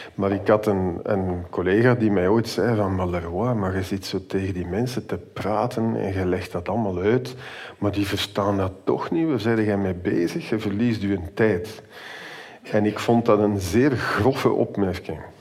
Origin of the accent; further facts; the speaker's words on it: Antwerp, Flanders, Belgium; now in Ghent, Belgium; Gelukkig ben ik in de stad, waar dat ik opgegroeid ben trouwens